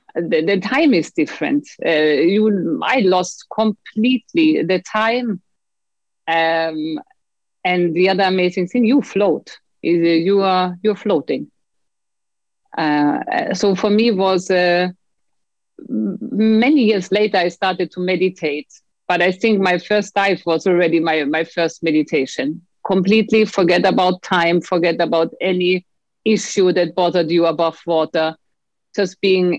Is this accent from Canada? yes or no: no; Bavaria, Germany; also born or lived in Austria; But I grew up half in the city, half in the mountains, in between Bavaria and Austri